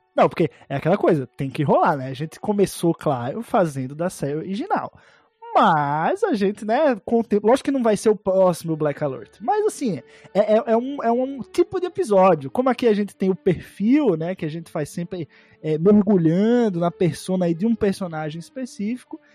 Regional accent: Northeast Region, Brazil; eu sou nordestino

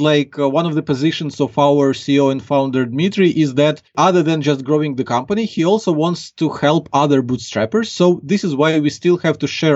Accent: Ukraine; accent: Ukrainian; English is a second language; I'm from Ukraine. So like now we're talking and people can clearly get from my accent that I'm not a native English speaker.

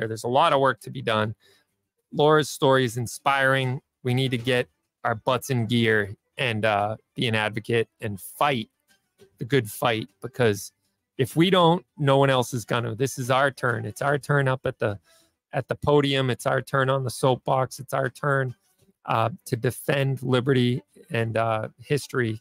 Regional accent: Denver, Colorado, United States; now in Massachusetts, United States; I was born in Denver and my heart is there

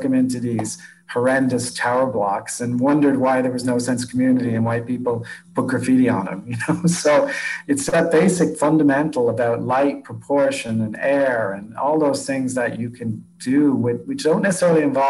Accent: Ireland; moved away; I mean, I grew up in Ireland

